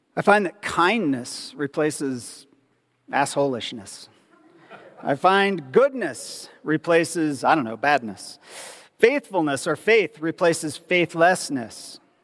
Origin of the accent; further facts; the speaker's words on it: Ohio, United States; I grew up in Ohio, which is the middle of nowhere